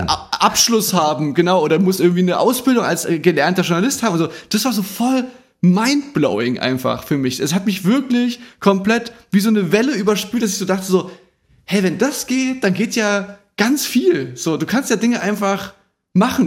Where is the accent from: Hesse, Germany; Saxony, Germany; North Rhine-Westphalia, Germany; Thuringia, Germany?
Saxony, Germany; Chemnitz; Bei uns in Chemnitz